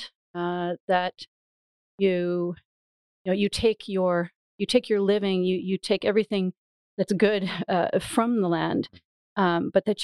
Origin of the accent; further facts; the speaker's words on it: Canada; moved away as an adult; also born or lived in Ottawa / Gothenburg; now in Sweden; I'm Canadian, but I've been living in Sweden for just over 10 years